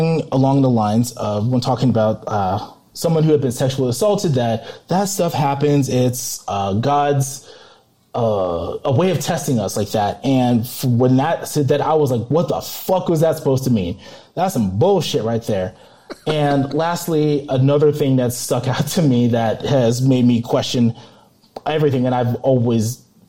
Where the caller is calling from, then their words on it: Colorado, United States; from Colorado calling